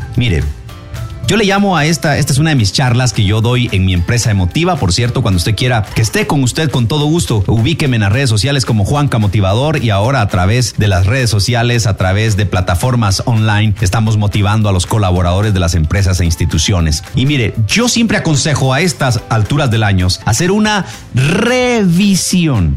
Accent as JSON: {"language": "Spanish", "country": "Guatemala", "said": "Somos guatemaltecos"}